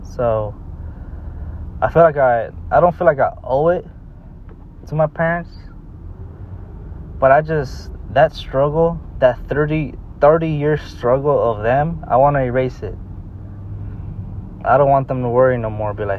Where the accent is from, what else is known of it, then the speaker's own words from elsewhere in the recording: United States; we're born in the United States and we're American